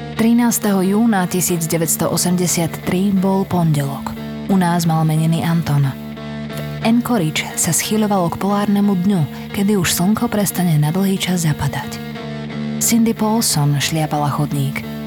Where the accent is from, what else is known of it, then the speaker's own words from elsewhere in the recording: Slovakia; u nás v Košiciach a v Bratislave